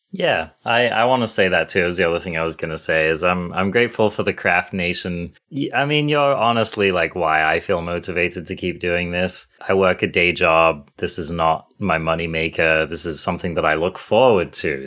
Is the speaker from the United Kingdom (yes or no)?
yes; England, United Kingdom; now in United States; I'm English as well